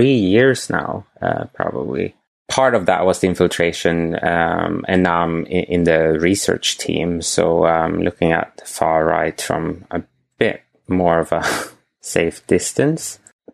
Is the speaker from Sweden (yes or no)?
yes; Sweden; moved away; I'm from Sweden